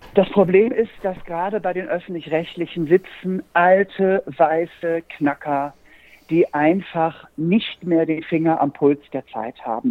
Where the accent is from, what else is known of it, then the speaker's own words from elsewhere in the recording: Norderstedt, Schleswig-Holstein, Germany; bei uns in Norderstedt bei Hamburg